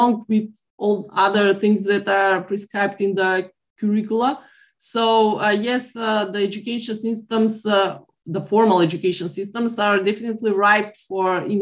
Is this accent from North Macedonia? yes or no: yes; North Macedonia; my home country, North Macedonia